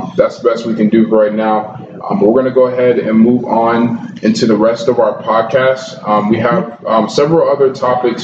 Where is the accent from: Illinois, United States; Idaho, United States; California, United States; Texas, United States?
California, United States; Glendale; also born or lived in Pasadena, California; I was born in Pasadena, California, mm-hmm. and I grew up in Glendale